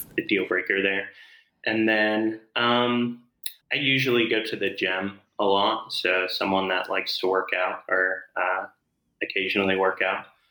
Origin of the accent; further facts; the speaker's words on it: Muncie, Indiana, United States; I'm from Muncie, Indiana